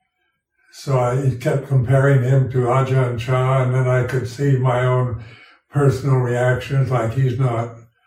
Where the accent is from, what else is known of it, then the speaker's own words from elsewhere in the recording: United States; moved away as an adult; also born or lived in Thailand; being an American, I was brought up with this strong individualistic approach